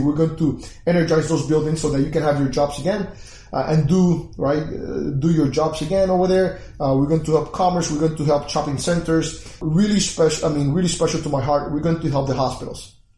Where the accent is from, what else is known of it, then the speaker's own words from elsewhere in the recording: Puerto Rico; moved away; I was born in Puerto Rico, left about 20, 21 years ago